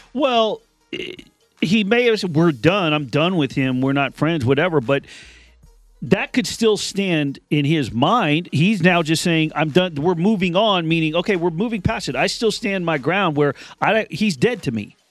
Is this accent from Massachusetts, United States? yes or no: no; Las Vegas, Nevada, United States; I grew up in Las Vegas